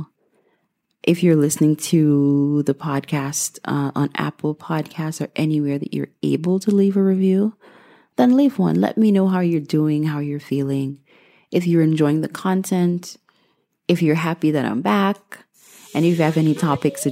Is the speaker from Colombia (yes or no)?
no; Guyana; moved away; I was born and raised in Guyana, South America